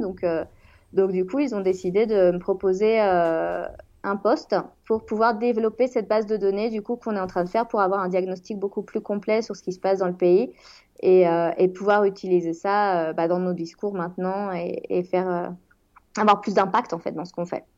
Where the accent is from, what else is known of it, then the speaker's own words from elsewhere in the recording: Rennes, Brittany, France; moved away as an adult; also born or lived in Toluca / Spain; now in Mexico City, Mexico; je viens de Rennes en France